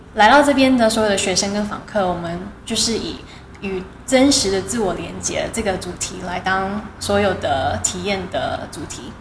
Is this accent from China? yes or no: no; New Taipei, Taiwan; moved away; also born or lived in Canada; 他把我们全家人从台北搬到白沙湾居住。是。所以我小时候其实就是在白沙湾海边一整栋 废墟里面长大的